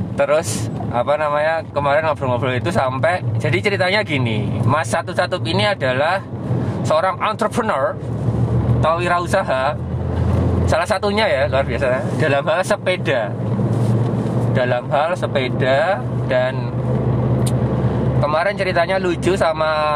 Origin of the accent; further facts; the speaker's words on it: Yogyakarta, Special Region of Yogyakarta, Indonesia; Saya besar, lahir, dan tinggal di Yogyakarta